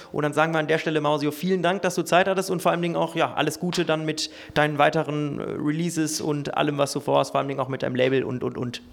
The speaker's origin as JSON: {"language": "German", "area": "Ruhr area", "region": "North Rhine-Westphalia", "country": "Germany", "said": "du kommst äh, genau wie ich aus dem Ruhrgebiet"}